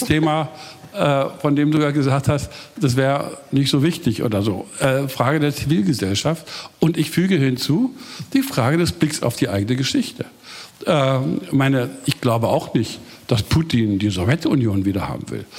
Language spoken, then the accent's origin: German; Germany; als Deutscher